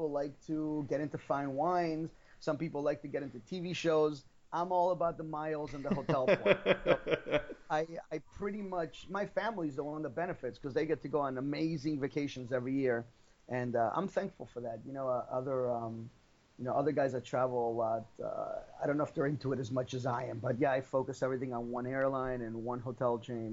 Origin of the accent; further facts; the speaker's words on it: Miami, Florida, United States; also born or lived in Argentina; I grew up here.